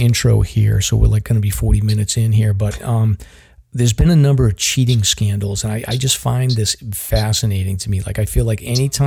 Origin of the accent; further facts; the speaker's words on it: Boston, Massachusetts, United States; accent: Boston; I kind of hide my Boston accent